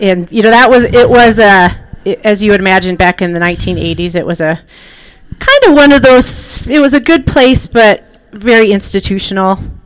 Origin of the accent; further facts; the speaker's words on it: York, Pennsylvania, United States; moved away; also born or lived in Sayre, Pennsylvania; I was born in Sayre, Pennsylvania, and I grew up, I spent a lot of my younger years in the York, Pennsylvania area, and then we moved to Western New York